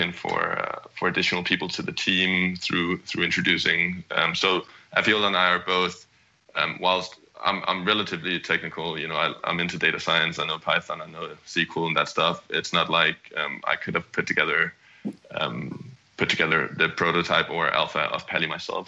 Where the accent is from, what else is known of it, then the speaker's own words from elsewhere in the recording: Copenhagen, Capital Region of Denmark, Denmark; moved away as an adult; also born or lived in California, United States; I'm originally from Copenhagen, Denmark, and moved across the pond to the US in 2010